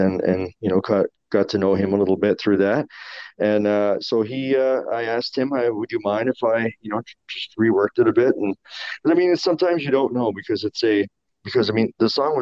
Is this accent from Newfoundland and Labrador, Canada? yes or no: yes; Newfoundland and Labrador, Canada; I'm from Newfoundland